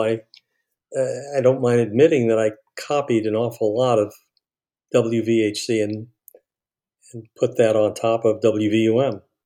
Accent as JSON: {"language": "English", "town": "New York City", "region": "New York", "country": "United States", "tie": "born or raised there", "also_born_or_lived": "Miami", "moved": "as an adult", "said": "my hometown was Far Rockaway."}